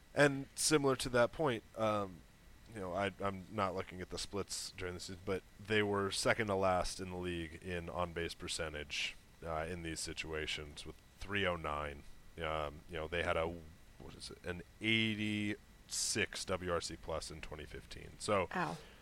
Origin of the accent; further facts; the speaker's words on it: Seattle, Washington, United States; growing up in Seattle, and I was six years old